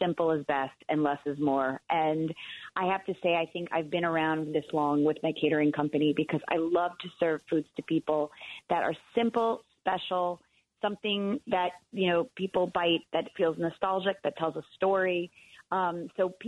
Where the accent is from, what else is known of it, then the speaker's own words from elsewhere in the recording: New York, United States; I'm such a New Yorker